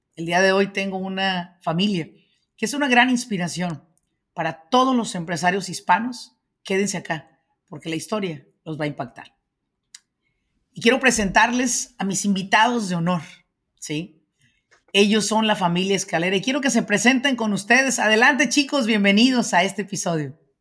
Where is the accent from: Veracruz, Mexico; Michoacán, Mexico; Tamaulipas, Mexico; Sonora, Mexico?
Michoacán, Mexico; soy señores de Michoacán.